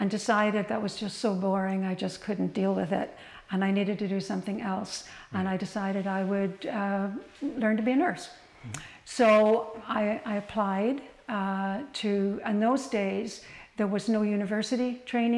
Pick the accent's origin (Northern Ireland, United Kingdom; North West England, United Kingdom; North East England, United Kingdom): Northern Ireland, United Kingdom; Belfast; moved away as an adult; also born or lived in Markham, Canada; the area that I grew up in Belfast was a predominantly Protestant area